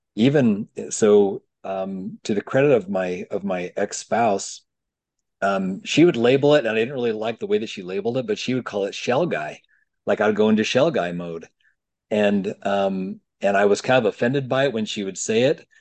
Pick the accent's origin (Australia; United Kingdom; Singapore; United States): United States; Provo, Utah; I grew up in Provo, Utah